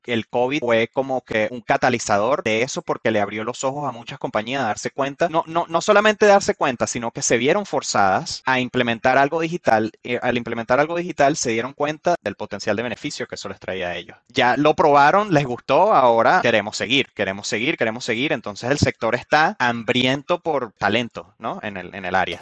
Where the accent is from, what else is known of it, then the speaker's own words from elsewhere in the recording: Venezuela; now in Canada; vengo de Venezuela, este, vengo de un clima muy tropical